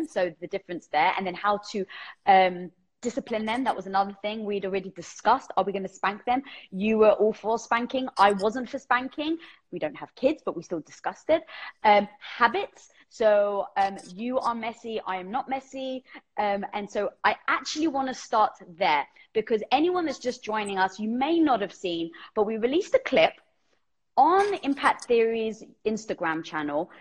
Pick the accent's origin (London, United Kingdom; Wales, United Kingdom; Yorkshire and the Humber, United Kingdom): London, United Kingdom; I'm Greek from London